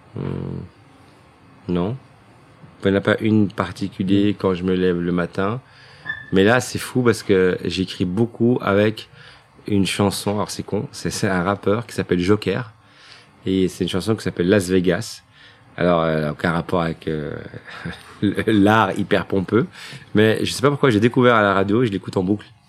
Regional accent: Brussels, Brussels-Capital Region, Belgium; je suis né à Bruxelles, euh, j'ai vécu toute ma vie à Scarbeck

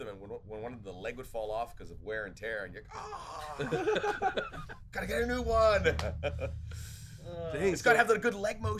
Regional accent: Australia; also born or lived in Ohio, United States; I was born left at 5. That's when we moved to Australia.

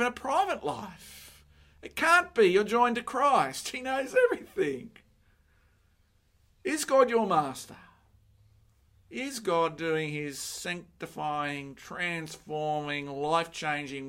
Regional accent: Sydney, New South Wales, Australia; I grew up in Mount Druitt

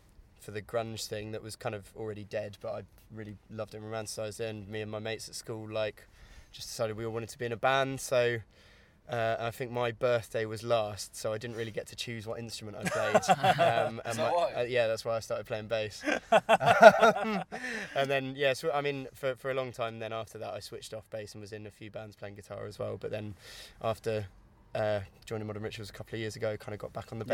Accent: Winchester, South East England, United Kingdom; I'm from Winchester, which is just up the road really

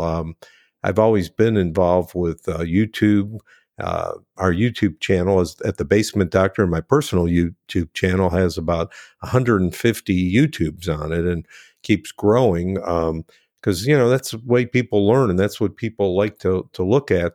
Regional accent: Cleveland, Ohio, United States; I grew up in Cleveland

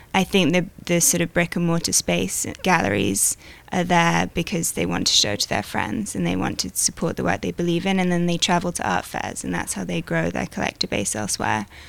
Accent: United Kingdom; I'm British

